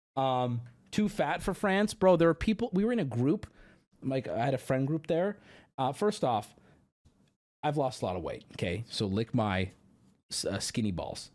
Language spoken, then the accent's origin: English; United States; you can tell we're American either from the English we're speaking or just the way we look